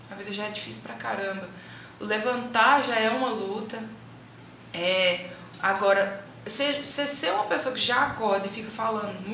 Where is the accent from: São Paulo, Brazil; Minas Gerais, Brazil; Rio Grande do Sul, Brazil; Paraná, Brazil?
Minas Gerais, Brazil; Uberlândia; a gente é de Uberlândia, para quem não sabe, nós somos de Uberlândia. E a gente morava no São Jorge, que é na periferia de Uberlândia